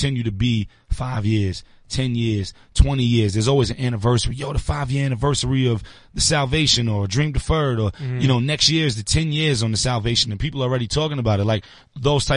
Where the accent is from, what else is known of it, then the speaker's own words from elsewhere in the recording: New York City, New York, United States; I'm from Brooklyn, so I'm from the home of getting to it as quick as possible